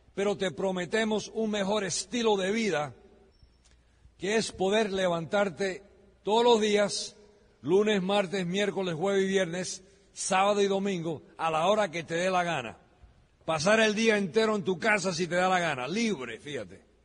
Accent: United States; also born or lived in Miami; Yo soy americano de nacimiento

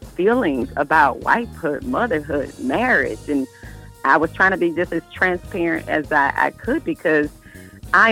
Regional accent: Atlanta, Georgia, United States; moved away as an adult; now in Orlando, United States; I'm from Atlanta, I am a Grady baby, worked at Six Flags, went to college in Atlanta. I am from Atlanta

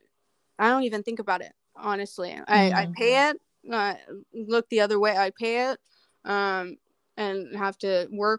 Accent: Arizona, United States; moved away; I was born in Arizona

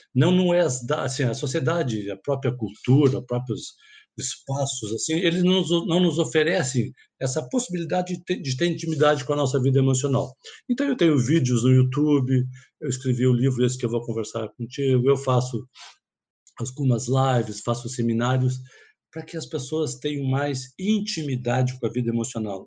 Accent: Porto Alegre, Rio Grande do Sul, Brazil; eu sou psiquiatra, sou psicoterapeuta, eu sou de Porto Alegre

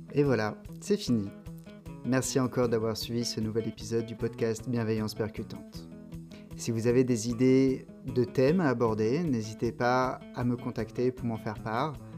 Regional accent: Toulon, Provence-Alpes-Côte d'Azur, France; moved away as an adult; also born or lived in England / Paris; now in Marseille, France; moi à la base, je viens de Toulon

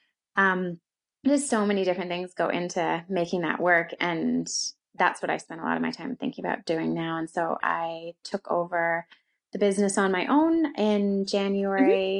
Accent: London, Ontario, Canada; accent: Canadian; moved away as an adult; also born or lived in Calgary, Canada; now in Auckland, New Zealand; I'm originally from Canada. So that's the Canadian accent, not American

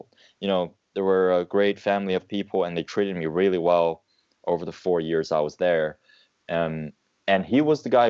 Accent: China; moved away as an adult; also born or lived in United Kingdom; I was from China, I was born and raised in an environment where I had this sort of big country mentality

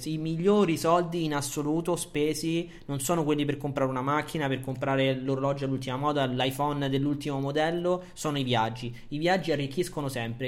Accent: Italy; noi ci siamo italiani, siamo nati in Italia, eh, siamo cresciuti in un paese

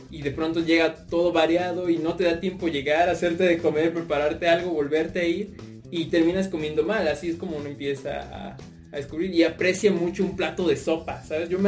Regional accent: Puebla, Mexico; llegamos a la ciudad de Puebla, porque yo soy proveniente de ahí, ¿saben? Entonces, este, yo, yo nací ahí, tengo bastante familia ahí.

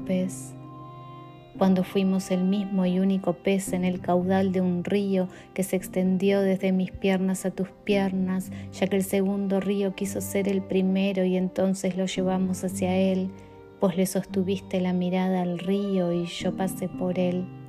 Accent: Uruguay; now in Chicago, United States; soy una poeta uruguaya que vive en Chicago

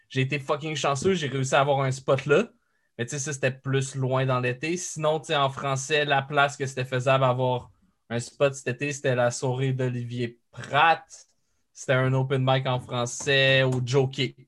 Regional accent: France; euh, j'avais dit ah ouais je viens de la France

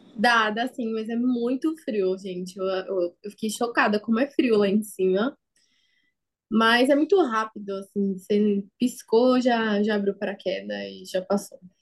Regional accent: São Paulo, Brazil; Eu sou aqui da capital de São Paulo mesmo.

